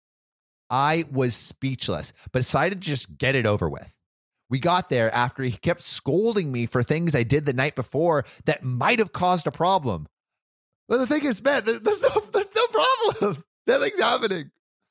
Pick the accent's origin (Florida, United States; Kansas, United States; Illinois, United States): Florida, United States; I swear I know. I'm from Florida.